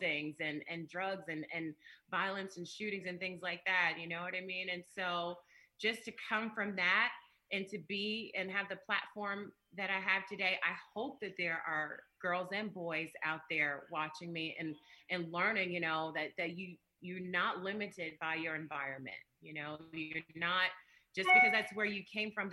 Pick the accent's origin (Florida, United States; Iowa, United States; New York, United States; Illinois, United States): Illinois, United States; Chicago; I'm from the South Side, and not, you know, I mean, there's South Side and there's South Side, you know, from 102nd near Halsted